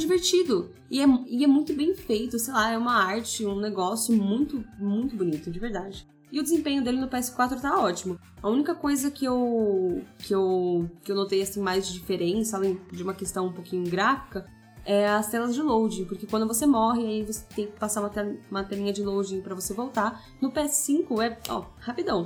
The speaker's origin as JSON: {"language": "Portuguese", "town": "Embu das Artes", "region": "São Paulo", "country": "Brazil", "tie": "born or raised there", "moved": "as an adult", "lives_now": "São Paulo, Brazil", "said": "Sou de Imbu das Artes, assim, meio nativa vibes, sempre morei lá e agora tô morando por São Paulo."}